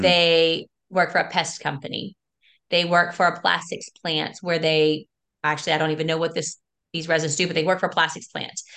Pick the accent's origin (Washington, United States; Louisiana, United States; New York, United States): Louisiana, United States; South; that I grew up in, my parents built it. And I'm from South Louisiana